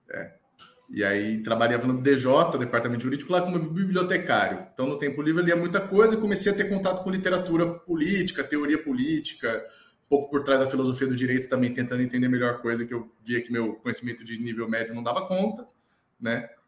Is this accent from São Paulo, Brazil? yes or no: yes; São Paulo, Brazil; born there; Eu nasci dia 2 de julho de 1991, aqui em São Paulo.